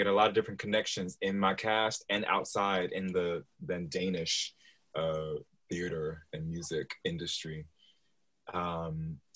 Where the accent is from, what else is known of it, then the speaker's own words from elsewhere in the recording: New York City, New York, United States; accent: general American; now in London, United Kingdom; So I'm originally from New York City. The accent is pretty much a general American accent. I don't have a strong New York accent.